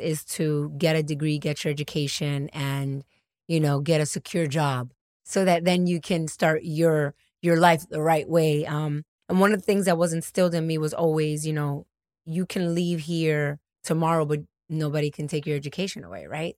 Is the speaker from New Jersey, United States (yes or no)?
no; New York, United States; also born or lived in Dominican Republic / Atlanta; I'm from New York. I, I was born in Dominican Republic. I'm an immigrant